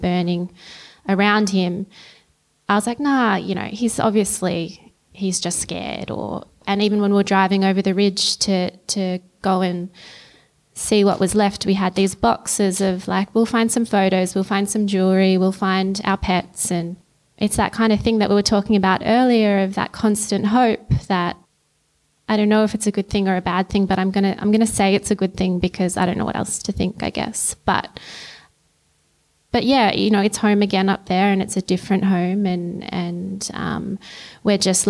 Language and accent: English; Christmas Hills, Victoria, Australia; I grew up in Christmas Hills